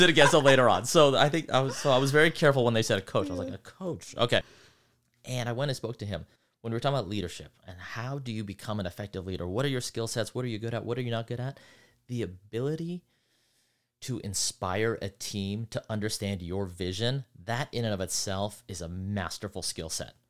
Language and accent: English; Centerville, Utah, United States; moved away as an adult; also born or lived in East Coast / Los Angeles, California; I was in Centerville, Utah. Then went to college there